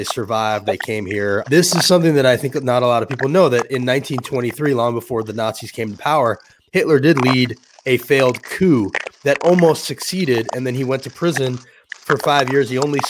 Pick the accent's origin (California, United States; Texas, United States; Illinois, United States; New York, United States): New York, United States; I'm from New York. He's a New York con man.